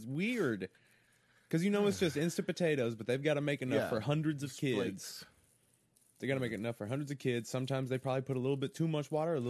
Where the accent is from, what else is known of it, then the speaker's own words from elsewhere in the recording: United States; I don't remember what the Canadian Thanksgiving is about because I'm an American.